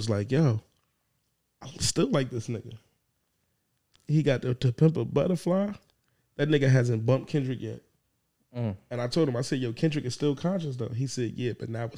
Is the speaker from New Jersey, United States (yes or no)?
yes; New Jersey, United States; I'm a real Jersey nigga